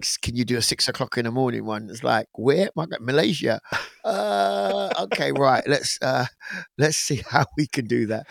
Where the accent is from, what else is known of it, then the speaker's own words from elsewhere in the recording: England, United Kingdom; I'm actually British born. I was born in England, um, of Caribbean parents